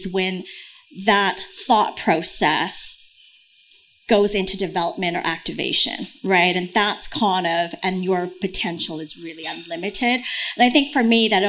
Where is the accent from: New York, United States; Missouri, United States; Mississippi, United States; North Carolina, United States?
New York, United States; moved away; I'm a New Yorker